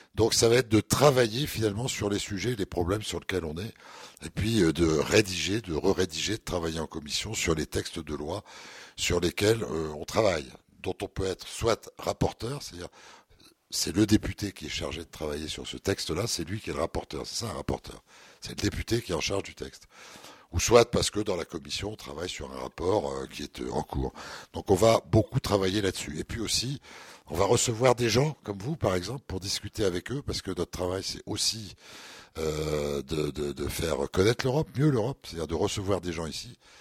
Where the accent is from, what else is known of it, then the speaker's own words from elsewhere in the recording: the Nord, Hauts-de-France, France; on est tous du Nord, hein, on est des ch'tis, donc on, on vit, euh, dans le Nord